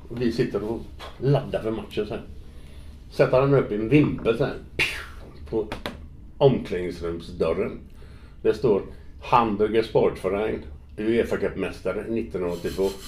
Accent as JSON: {"language": "Swedish", "town": "Gothenburg", "region": "Västra Götaland", "country": "Sweden", "also_born_or_lived": "Netherlands / Florence, Italy / Liverpool, England", "moved": "as an adult", "said": "det var ju var kul att vara hemma i Göteborg"}